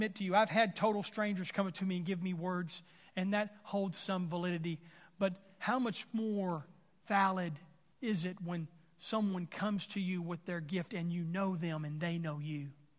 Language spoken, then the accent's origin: English; Texas, United States; whether I'm from Texas and you're from Arkansas